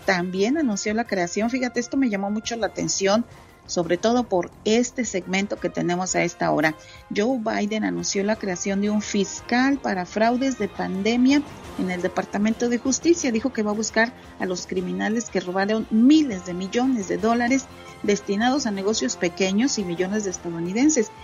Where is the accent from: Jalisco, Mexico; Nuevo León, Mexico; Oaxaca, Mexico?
Nuevo León, Mexico; Santa Catarina; now in Dallas, United States; me acuerdo de mi pueblito, Santa Catarina, Nuevo León